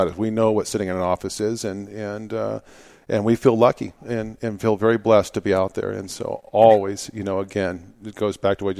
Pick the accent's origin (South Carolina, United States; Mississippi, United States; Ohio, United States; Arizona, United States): Arizona, United States; Phoenix; Well, I grew up here in Phoenix, Arizona. I'm actually a fourth generation native here in Arizona, and my family comes from the White Mountains.